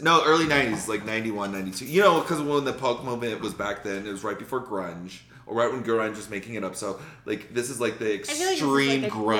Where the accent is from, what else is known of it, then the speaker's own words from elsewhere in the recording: Denver, Colorado, United States; We're both stoners from Denver.